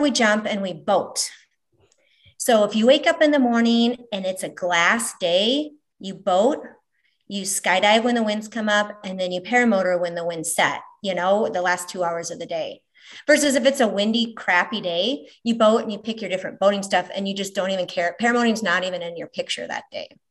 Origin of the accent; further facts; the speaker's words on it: Minneapolis, Minnesota, United States; moved away as an adult; also born or lived in Omaha, Nebraska; now in Valley, Nebraska, United States; originally Minneapolis, Minnesota, now Omaha, Nebraska, Valley, Nebraska for the last 25 something years